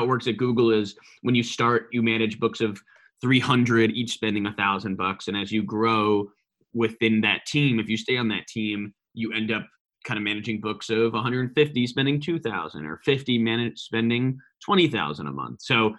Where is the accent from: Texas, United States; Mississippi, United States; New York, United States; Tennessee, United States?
New York, United States; He was from Boston, was in the startup community there. I was from New York. We both didn't really fit in on the West Coast.